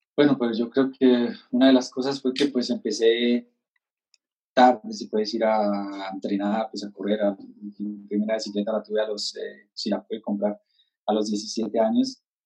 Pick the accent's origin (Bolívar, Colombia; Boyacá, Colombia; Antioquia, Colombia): Boyacá, Colombia; Ciénega; moved away as an adult; also born or lived in Europe; yo pues estoy acá en Ciénega, Boyacá, en mi pueblo, con mis padres